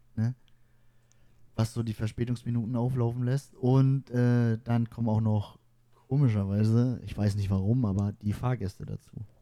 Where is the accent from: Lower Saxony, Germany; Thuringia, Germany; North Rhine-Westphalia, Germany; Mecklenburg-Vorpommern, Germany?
Mecklenburg-Vorpommern, Germany; wir kommen aus Mecklenburg-Vorpommern